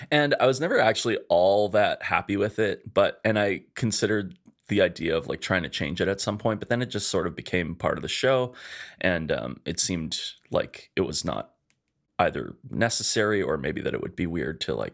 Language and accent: English; Edmonton, Alberta, Canada; born or raised there